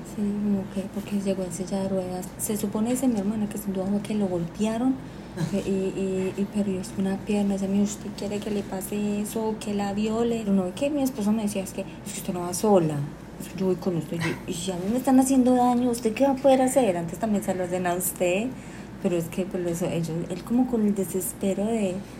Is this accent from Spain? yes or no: no; Colombia; moved away as an adult; now in Panama